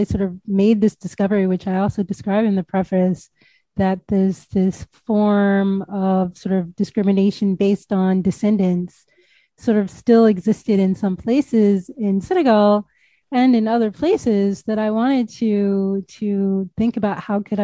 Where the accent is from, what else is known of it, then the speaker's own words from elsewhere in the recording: United States; as an American